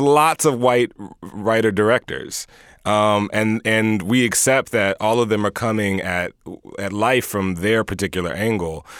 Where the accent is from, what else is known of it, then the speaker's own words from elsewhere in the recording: Houston, Texas, United States; I'm from Houston.